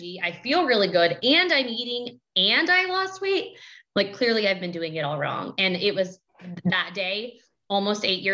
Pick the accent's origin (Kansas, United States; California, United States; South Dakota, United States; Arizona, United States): Kansas, United States; I'm from Kansas.